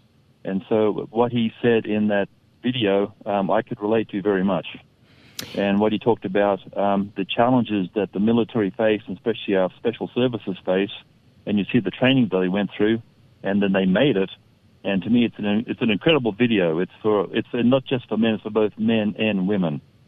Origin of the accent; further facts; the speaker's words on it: northeast coast of Australia, Queensland, Australia; moved away as an adult; now in United States; I grew up in Australia, up on the northeast coast of Australia. And I've been in America since 1983. I've now had my U.S. passport for 12 years.